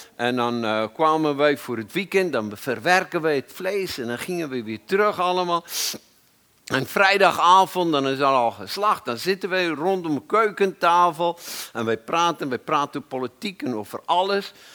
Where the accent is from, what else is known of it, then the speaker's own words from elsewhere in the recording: South Africa; moved away as an adult; now in Netherlands; Ik kwam uit Zuid-Afrika.